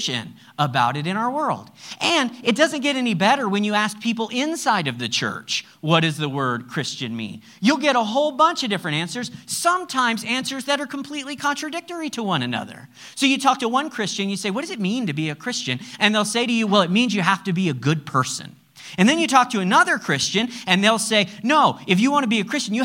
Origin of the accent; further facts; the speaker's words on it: United States; I'm American